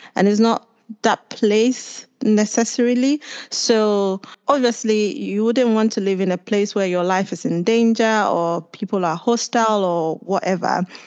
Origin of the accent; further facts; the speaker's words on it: Accra, Greater Accra, Ghana; moved away as an adult; now in Cambridge, United Kingdom; I was born and raised in Ghana